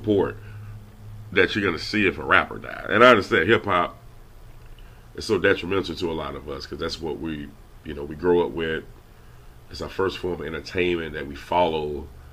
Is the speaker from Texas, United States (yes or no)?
no; Louisiana, United States; I'm from Louisiana